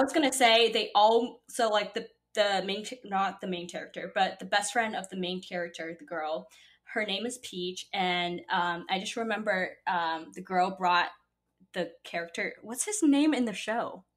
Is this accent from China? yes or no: yes; Shanghai, China; now in New York City, United States; I grew up in Shanghai, which is a very, very international, like big city